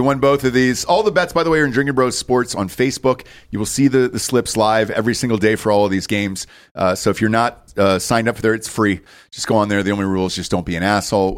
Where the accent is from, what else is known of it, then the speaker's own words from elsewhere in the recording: Georgia, United States; moved away; Growing up in Georgia